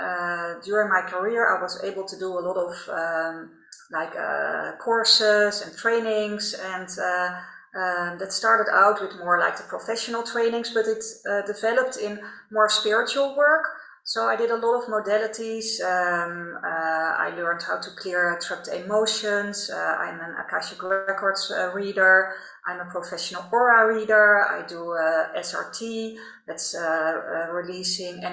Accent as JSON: {"language": "English", "country": "Netherlands", "also_born_or_lived": "Rotterdam", "accent": "Dutch", "second_language": "English", "said": "I'm Dutch, by the way, as you can probably hear by my accent"}